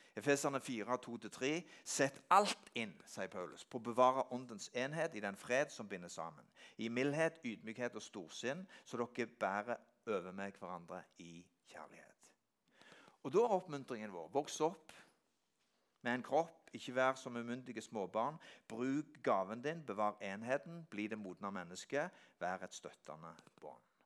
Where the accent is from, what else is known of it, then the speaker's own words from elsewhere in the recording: Norway; Jeg er vokst opp på Gandalen, og hjemme i Øykjerbakken, der jeg er vokst opp